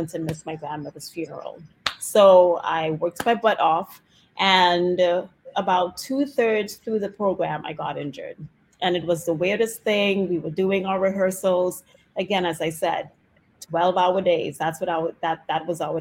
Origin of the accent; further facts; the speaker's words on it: Trinidad & Tobago; moved away as an adult; now in Washington DC, United States; I grew up in Trinidad and Tobago